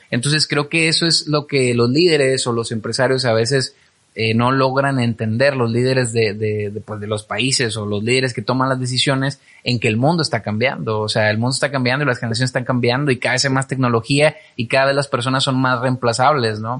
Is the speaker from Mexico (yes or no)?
yes; Mexico; Como mexicano lo tiene que, que está cambiando